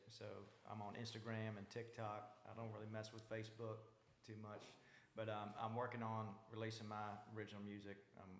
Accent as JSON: {"language": "English", "region": "Virginia", "country": "United States", "tie": "born or raised there", "said": "I grew up in Virginia, so this area steeped with Civil War history and tobacco."}